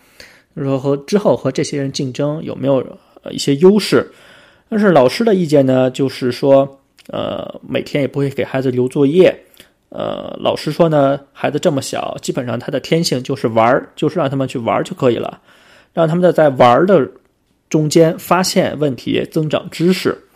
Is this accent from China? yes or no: yes; China; now in Australia; 也就想起我小时候在国内的教育。